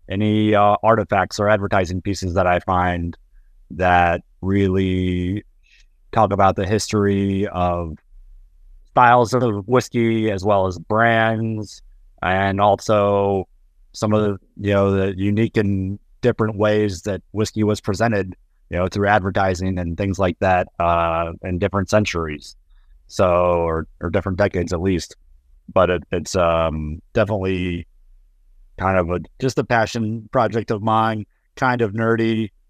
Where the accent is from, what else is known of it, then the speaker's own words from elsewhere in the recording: Nashville, Tennessee, United States; Currently, I'm in my hometown of Nashville, Tennessee, at least for the next few days.